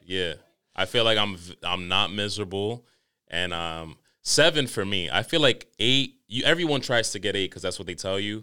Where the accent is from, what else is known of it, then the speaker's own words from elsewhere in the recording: New York, United States; Growing up in New York